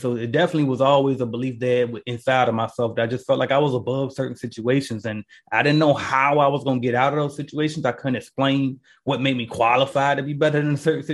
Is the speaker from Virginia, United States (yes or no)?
yes; Portsmouth, Virginia, United States; moved away; I'm from Portsmouth, Virginia, Pistol City